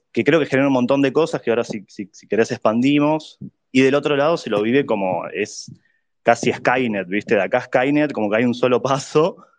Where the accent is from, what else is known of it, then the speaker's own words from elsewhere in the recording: Buenos Aires, Argentina; yo soy de Buenos Aires también.